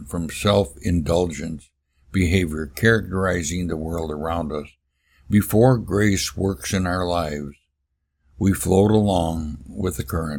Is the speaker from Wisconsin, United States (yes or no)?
yes; Milwaukee, Wisconsin, United States; I was born and raised in Sud City, they called it, the beer capital of the world, Milwaukee, Wisconsin.